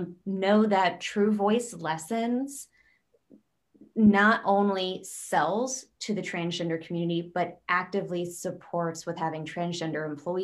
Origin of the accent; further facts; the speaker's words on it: Pennsylvania, United States; accent: hard O, Pennsylvania; If I were to change my voice from my hard O, Pennsylvania, I would probably want to work with a coach that understands my accent